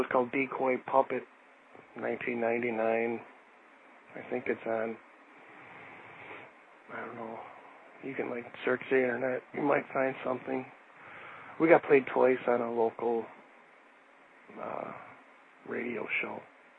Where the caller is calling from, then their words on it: Milwaukee, Wisconsin, United States; I'm calling from Milwaukee, Wisconsin.